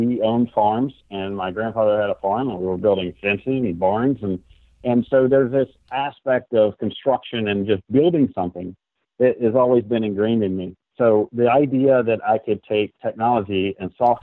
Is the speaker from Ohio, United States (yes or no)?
no; southwest Virginia, United States; I grew up in Virginia